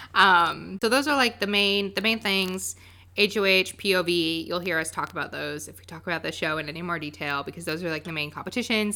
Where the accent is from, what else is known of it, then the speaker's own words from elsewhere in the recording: Winston-Salem, North Carolina, United States; I'm from Winston-Salem, North Carolina